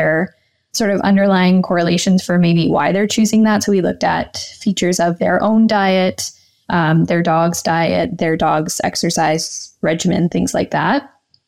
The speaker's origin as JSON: {"language": "English", "town": "Pickering", "region": "Ontario", "country": "Canada", "tie": "born or raised there", "also_born_or_lived": "Guelph, Ontario / Toronto, Ontario", "said": "So I grew up in Pickering, Ontario, just outside of Toronto."}